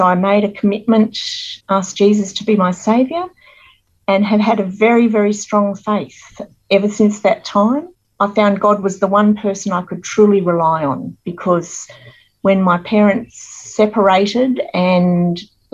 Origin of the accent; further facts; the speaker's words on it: Sydney, New South Wales, Australia; I was born in Sydney at Royal North Shore Hospital, actually, in St. Leonard's, and I grew up in Sydney with my parents